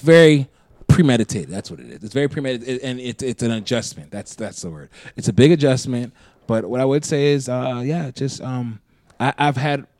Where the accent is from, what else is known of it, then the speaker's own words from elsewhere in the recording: Minnesota, United States; I'm just saying is that as a Minnesotan, there's no way in hell that I'm not going to enjoy summer.